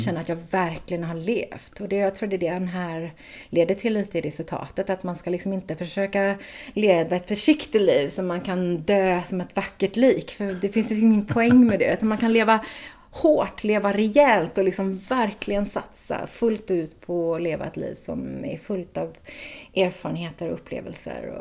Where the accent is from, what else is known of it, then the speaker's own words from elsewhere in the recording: Floda, Västra Götaland, Sweden; also born or lived in Gothenburg / Ljungskile / United States; född i Göteborg och sen när jag var ett så flyttade vi ut till Floda och där bodde vi tills jag var tio innan vi flyttade norrut till Ljungskile